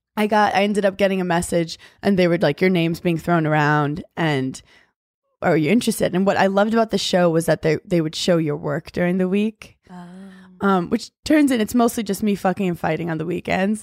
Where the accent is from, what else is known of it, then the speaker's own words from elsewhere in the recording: New York City, New York, United States; I grew up in New York City